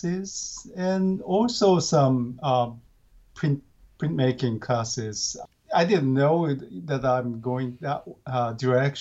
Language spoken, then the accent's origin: English; Gifu, Japan; English is a second language; now in Tokyo, Japan; I'm grew up in, it's called Gifu